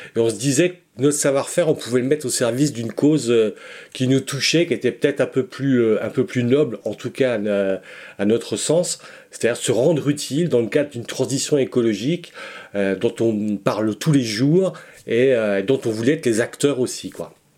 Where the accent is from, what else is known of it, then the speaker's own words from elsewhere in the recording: Breton, Brittany, France; on est breton, hein, donc on est répartis sur la Bretagne